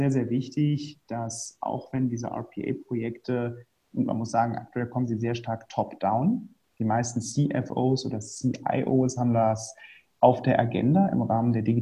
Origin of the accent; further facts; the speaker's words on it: Rhineland, Germany; ich komme ursprünglich aus dem Rheinland, bin jetzt, gehe auf die Mitte 30 zu